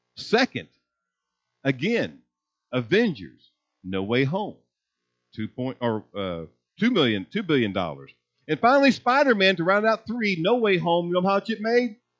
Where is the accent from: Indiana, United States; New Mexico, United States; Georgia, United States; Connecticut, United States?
Indiana, United States; moved away as an adult; also born or lived in Missouri / Mississippi / Texas; I was born and raised in Indiana.